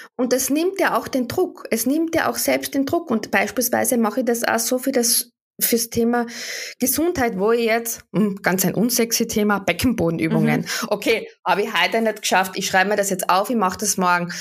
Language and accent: German; Wörthersee, Carinthia, Austria; Ich komme aus dem Süden Österreichs vom Wörthersee